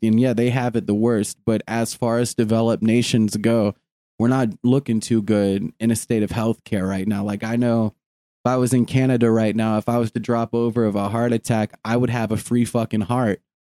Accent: United States; we as an American people

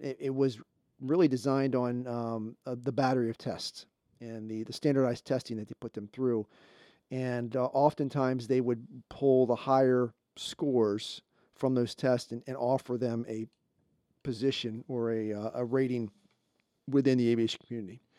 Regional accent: Baltimore, Maryland, United States; I'm from Baltimore there

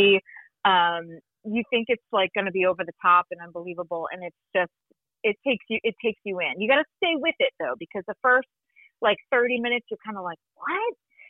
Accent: Boston, Massachusetts, United States; I'm from Massachusetts. I'm a Boston girl.

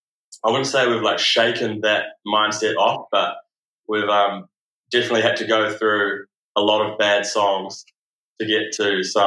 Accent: Wellington, New Zealand; I grew up in Wellington.

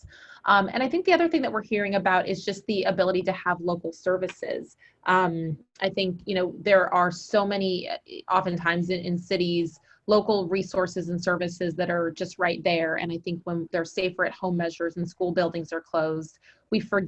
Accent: Central Valley, California, United States; also born or lived in Texas; now in Tennessee, United States; Where I grew up in California, it's certainly not like what you think with California. So it's Central Valley.

